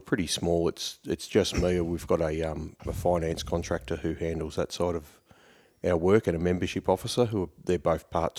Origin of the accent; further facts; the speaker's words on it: Morwell, Victoria, Australia; I grew up in Mowie in Victoria, which is a sort of industrial coal mining town, about 150k out of Melbourne.